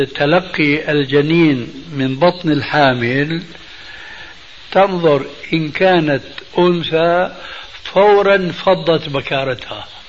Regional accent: Syria; عندنا بالشام

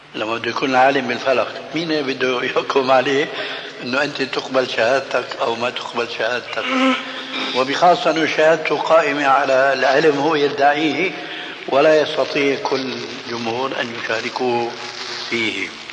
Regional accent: Damascus, Syria; عندنا في الشام

